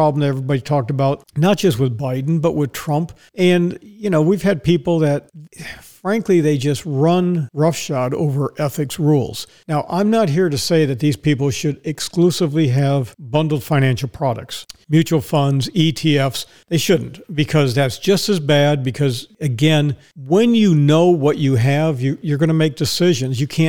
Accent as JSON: {"language": "English", "town": "Dallas", "region": "Texas", "country": "United States", "tie": "born or raised there", "moved": "yes", "lives_now": "Ocala, United States", "said": "Dallas, Texas, which is my hometown"}